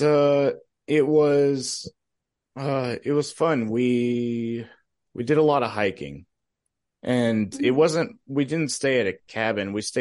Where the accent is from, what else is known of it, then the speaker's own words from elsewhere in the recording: Arizona, United States; also born or lived in New York; I am from Arizona, but I spent early years in New York